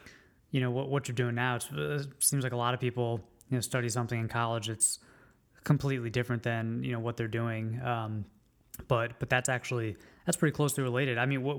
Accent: Silver Spring, Maryland, United States; I grew up in Silver Spring, just outside of DC

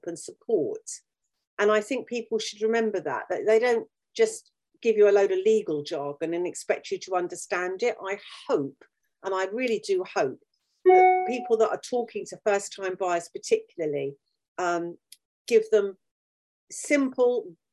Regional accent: United Kingdom; We are an island. We are English. We're British, rather.

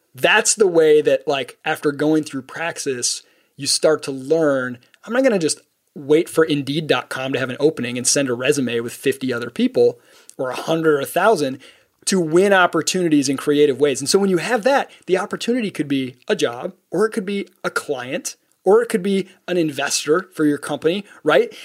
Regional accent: Midwest, United States; the kind of people I grew up with in the Midwest

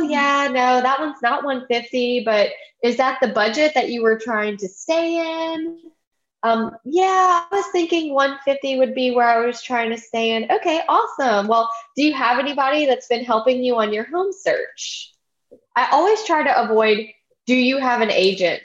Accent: Baton Rouge, Louisiana, United States; now in Prairieville, United States; I grew up in Baton Rouge

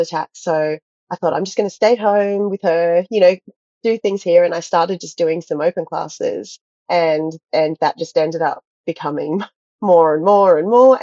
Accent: Australia; also born or lived in Gold Coast, Queensland / United States; I grew up in a really small town in Australia and just trained at a local dance school. And then I moved to the Gold Coast in my early teenage years

